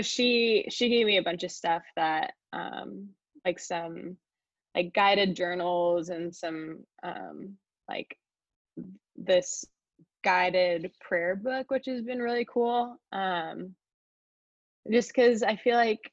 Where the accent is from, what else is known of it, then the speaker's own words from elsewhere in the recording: California, United States; moved away as an adult; also born or lived in Chicago; I'm from California